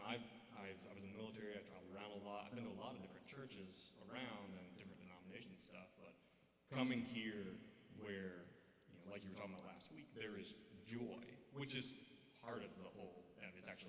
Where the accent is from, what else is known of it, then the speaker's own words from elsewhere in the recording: Deep South, United States; you who don't know, I'm from the Deep South.